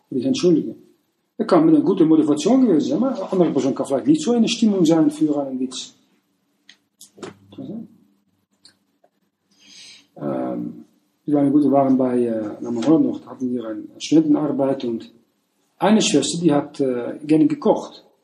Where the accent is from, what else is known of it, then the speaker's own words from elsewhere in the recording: Netherlands; Wenn ich nach ähm, morgen gehe, also als Niederländer äh